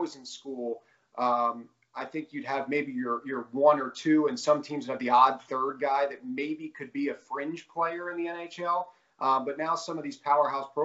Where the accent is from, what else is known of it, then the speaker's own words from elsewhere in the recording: Philadelphia, Pennsylvania, United States; moved away as an adult; now in Pittsburgh, United States; I grew up in Philadelphia